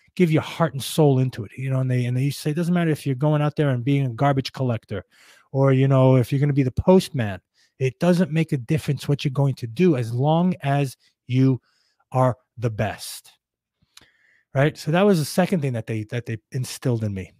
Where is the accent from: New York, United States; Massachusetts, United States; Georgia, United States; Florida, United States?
New York, United States; New York City; growing up in Brooklyn, in uh, in a you know not best part of Brooklyn